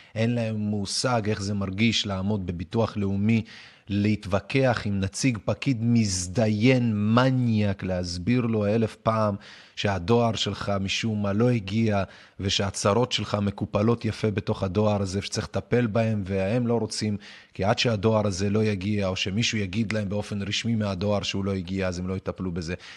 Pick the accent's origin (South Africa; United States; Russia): Russia; now in Israel; אני מגיע ממדינה, כאילו, מרוסיה